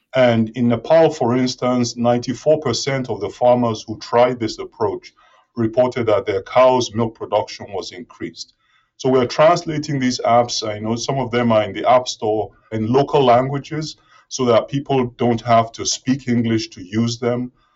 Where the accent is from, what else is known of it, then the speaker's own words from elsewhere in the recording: Nigeria; moved away as an adult; also born or lived in Reading, United Kingdom / Aberystwyth, United Kingdom; now in Gainesville, United States; I'm originally from Nigeria, and my high school, grade school education was in Nigeria